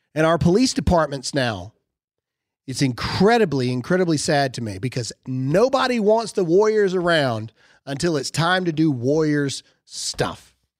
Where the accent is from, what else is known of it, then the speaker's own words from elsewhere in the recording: Mississippi, United States; I'm from Mississippi